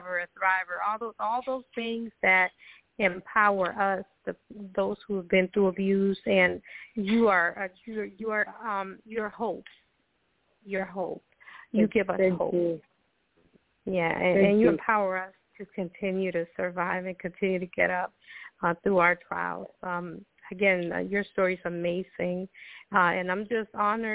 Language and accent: English; Costa Rica; now in United States; I'm originally from Costa Rica